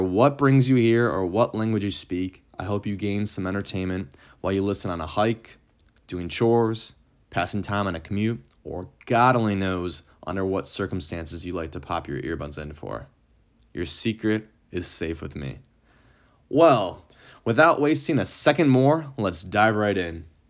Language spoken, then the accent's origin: English; United States; first language English; I'm an American